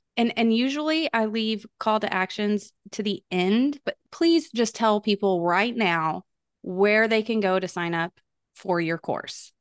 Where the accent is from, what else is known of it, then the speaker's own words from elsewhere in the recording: Texas, United States; I am from Texas, born and raised in Texas